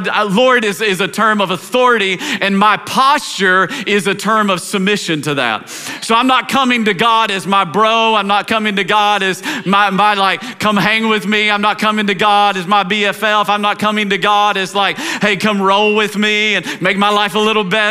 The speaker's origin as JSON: {"language": "English", "region": "Tennessee", "country": "United States", "tie": "born or raised there", "said": "I grew up in Tennessee"}